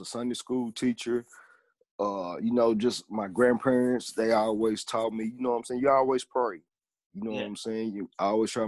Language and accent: English; Hopkinsville, Kentucky, United States; I'm from Hopkinsville, Kentucky